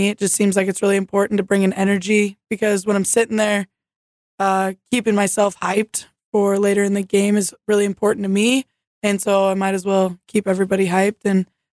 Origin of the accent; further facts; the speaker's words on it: Boise, Idaho, United States; moved away as an adult; now in Jamestown, United States; the University of Idaho back in Boise, my hometown.